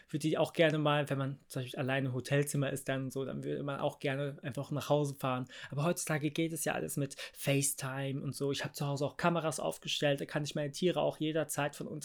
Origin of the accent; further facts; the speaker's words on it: Bavaria, Germany; Ich meine, ich bin ja auch im Haus groß geworden. Äh, Landkreis Starnberg hat, haben wir immer noch ein Haus, quasi Familie.